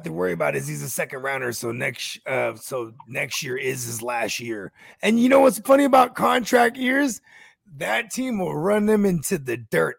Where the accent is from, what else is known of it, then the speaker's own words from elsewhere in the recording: Bay Area, California, United States; Yeah, I'm from the Bay. Bay Area, stand up.